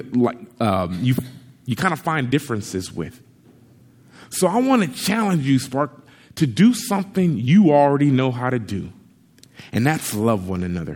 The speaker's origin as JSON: {"language": "English", "town": "Compton", "region": "California", "country": "United States", "tie": "born or raised there", "said": "I grew up in Compton, California for the first 11 years of my life"}